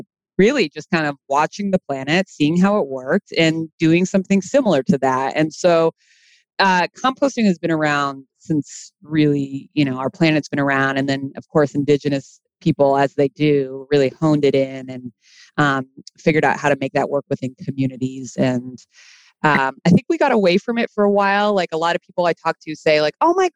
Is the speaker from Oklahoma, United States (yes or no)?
no; Boston, Massachusetts, United States; moved away as an adult; now in Los Angeles, United States; I'm from Boston originally